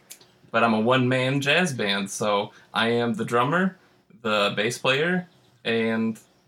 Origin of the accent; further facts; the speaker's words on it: New Orleans, Louisiana, United States; Yeah, I'm from New Orleans originally.